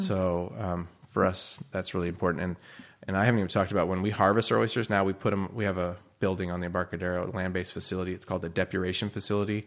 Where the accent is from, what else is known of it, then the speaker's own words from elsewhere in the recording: Bay Area, east of San Francisco, California, United States; moved away as an adult; also born or lived in Chicago / Oregon / Cambria; I was born in Chicago, grew up in the Bay Area near east of San Francisco